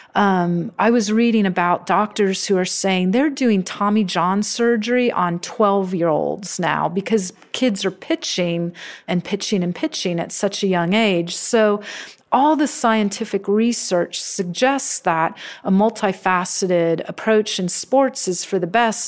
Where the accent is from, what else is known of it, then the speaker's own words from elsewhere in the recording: Santa Clara, California, United States; I grew up in Santa Clara in the seventies